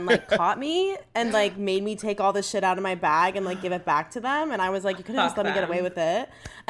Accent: New York, United States; I'm from New York.

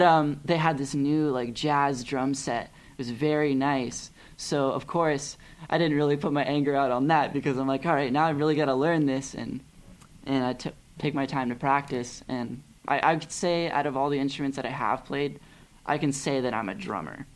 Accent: Pasadena, California, United States; also born or lived in Glendale, California / Claremont, California; I was raised in Pasadena

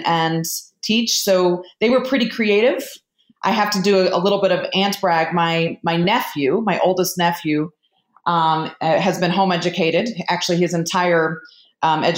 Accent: California, United States; moved away; I grew up in California and was home educated through high school

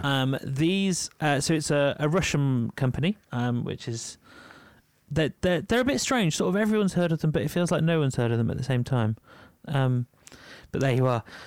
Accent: Yorkshire and the Humber, United Kingdom; I'm from Yorkshire.

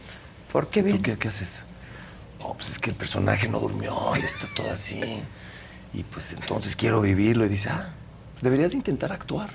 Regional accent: Mexico; Soy mexicano, vivo en México

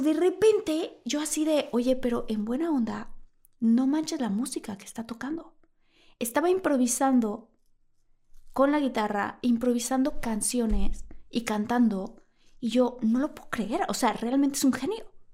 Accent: Villahermosa, Tabasco, Mexico; moved away; yo que crecí en Villahermosa al lado de una laguna

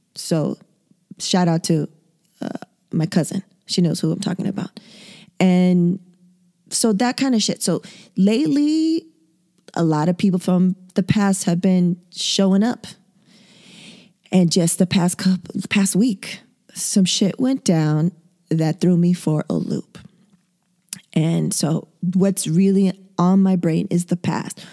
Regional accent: San Diego, California, United States; born and raised in San Diego, two eggs away from the border

